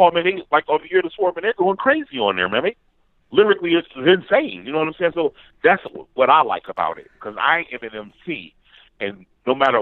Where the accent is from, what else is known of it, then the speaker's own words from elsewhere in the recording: Detroit, Michigan, United States; I'm from Detroit, and I came up around both eras